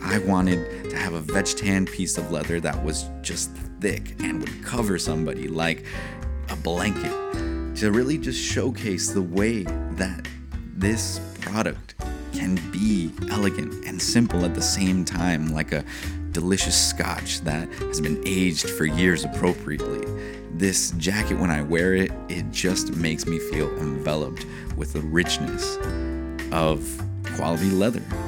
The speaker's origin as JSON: {"language": "English", "town": "San Diego", "region": "California", "country": "United States", "tie": "born or raised there", "said": "I'm an American. I was born in San Diego, California"}